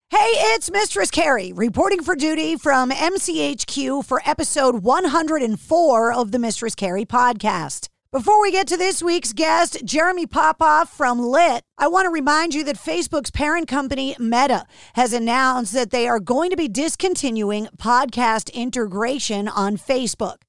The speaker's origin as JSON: {"language": "English", "area": "outside of Boston", "region": "Massachusetts", "country": "United States", "tie": "born or raised there", "said": "growing up outside of Boston, like I did"}